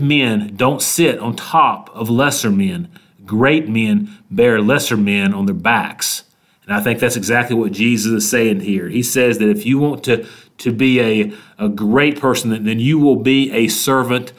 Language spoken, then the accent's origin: English; Statesville, North Carolina, United States; here in my hometown of Statesville, North Carolina